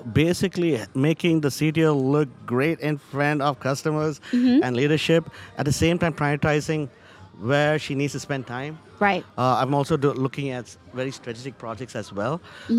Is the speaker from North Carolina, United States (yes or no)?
yes; Charlotte, North Carolina, United States; So I see this happening also in the banking industry, though I'm from Charlotte.